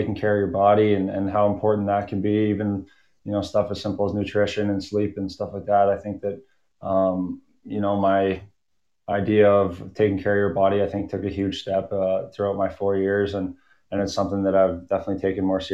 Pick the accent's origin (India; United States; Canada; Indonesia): Canada; Lloydminster; growing up in Lloyd, it's a great hockey town